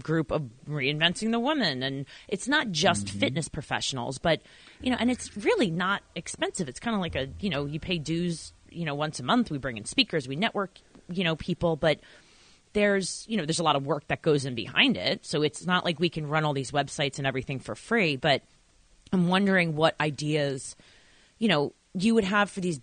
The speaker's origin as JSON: {"language": "English", "region": "New York", "country": "United States", "said": "I'm from New York"}